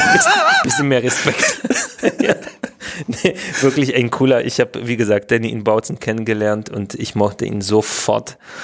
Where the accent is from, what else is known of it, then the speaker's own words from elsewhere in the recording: Poland; German is a second language; moved away as an adult; also born or lived in Opole / Saxony; now in Dresden, Germany; ich bin in Polen, in Schlesien geboren